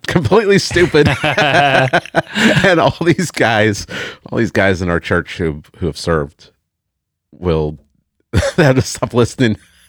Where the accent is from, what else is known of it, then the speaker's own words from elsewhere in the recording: Tulsa, Oklahoma, United States; Yeah, growing up in Tulsa, I was never around any military personnel at all.